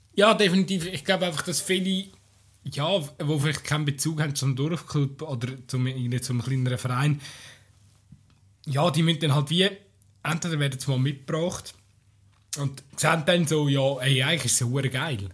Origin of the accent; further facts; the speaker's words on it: Aargau, Switzerland; bei uns im Aargau